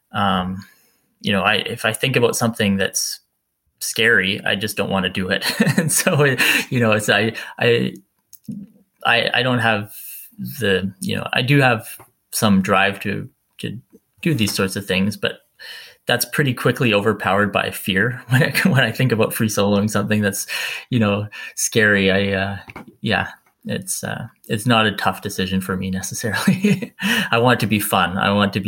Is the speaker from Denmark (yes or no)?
no; Campbell River, British Columbia, Canada; now in Squamish, Canada; I grew up in Campbell River on Vancouver Island, which is not far from where I am here in Squamish